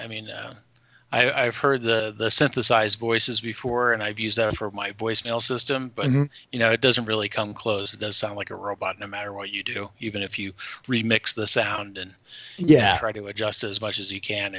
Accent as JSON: {"language": "English", "region": "Michigan", "country": "United States", "tie": "born or raised there", "also_born_or_lived": "Detroit", "moved": "yes", "said": "I'm originally from Michigan, and Michigan was always really beautiful during Halloween"}